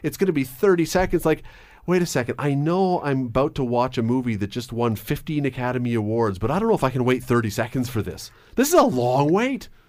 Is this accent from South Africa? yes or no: no; Toronto, Ontario, Canada; when I was a little tiny kid growing up in Toronto